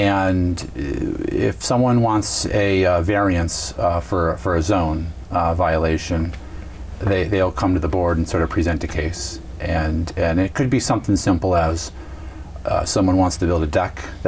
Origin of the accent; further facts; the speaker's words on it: Pennsylvania, United States; moved away as an adult; now in Franklin, United States; I grew up in Pennsylvania